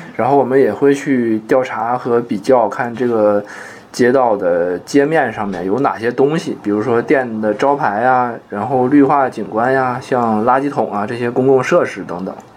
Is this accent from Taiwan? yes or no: no; Mudanjiang, Heilongjiang, China; moved away; 像我们老家那个牡丹江市，现在据说外来人口也， 也比以前要多很多了